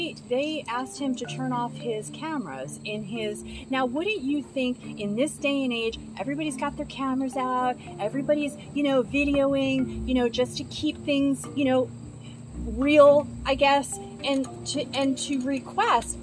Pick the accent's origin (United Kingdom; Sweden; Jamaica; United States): United States; We are American citizens, born here, raised here, raised my children